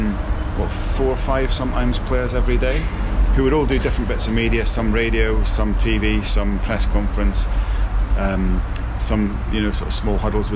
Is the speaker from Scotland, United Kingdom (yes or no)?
yes; Scotland, United Kingdom; now in Leicester, United Kingdom; I'm Scottish